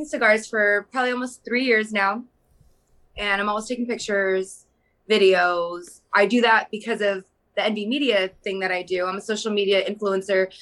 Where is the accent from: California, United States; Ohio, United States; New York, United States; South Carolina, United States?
California, United States; I grew up and born and raised in California.